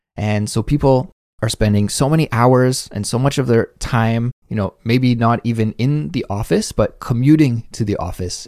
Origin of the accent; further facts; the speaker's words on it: Canada; now in South Korea; As a Canadian